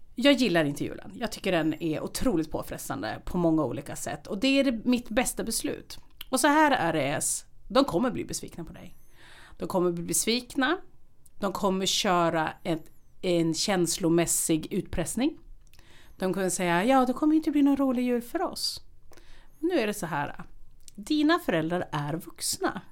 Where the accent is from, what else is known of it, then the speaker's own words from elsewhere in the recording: Härnösand, Västernorrland County, Sweden; moved away as an adult; also born or lived in Uppsala; när jag flyttade från Härnösand till Uppsala